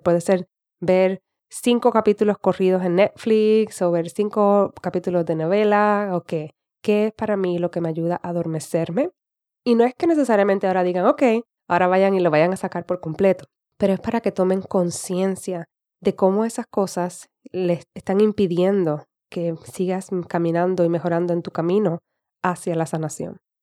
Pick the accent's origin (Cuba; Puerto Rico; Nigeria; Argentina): Puerto Rico; accent: Puerto Rican; now in United States; Hablo más estilo puertorriqueño